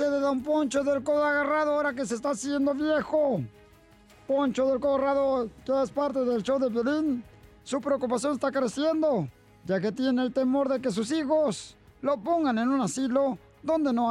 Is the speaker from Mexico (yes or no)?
yes; Michoacán, Mexico; Yo soy de Michoacán.